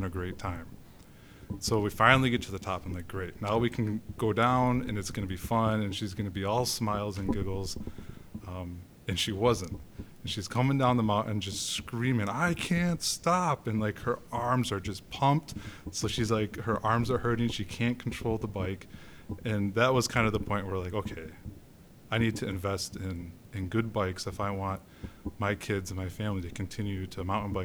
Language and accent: English; Grand Rapids, Michigan, United States; also born or lived in British Columbia; now in Grand Rapids, United States; I grew up in Grand Rapids.